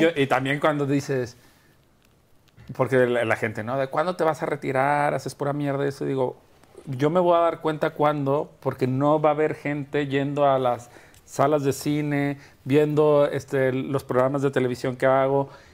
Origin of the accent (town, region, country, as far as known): Guadalajara, Jalisco, Mexico; born or raised there; moved away; also born or lived in Culiacán / Mexico City / Madrid